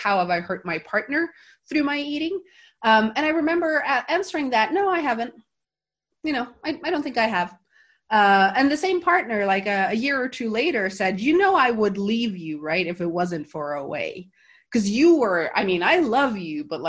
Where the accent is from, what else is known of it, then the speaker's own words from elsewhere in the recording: Norway; also born or lived in San Francisco; now in Gothenburg, Sweden; I went home for a 2 week vacation in September that year